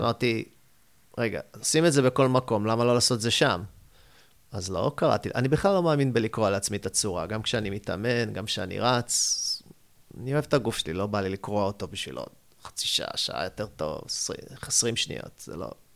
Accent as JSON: {"language": "Hebrew", "town": "Haifa", "region": "Haifa District", "country": "Israel", "tie": "born or raised there", "also_born_or_lived": "United States", "moved": "yes", "said": "אני זה קיבוצניק בנשמה, על אף שאני חיפאי, מחיפה"}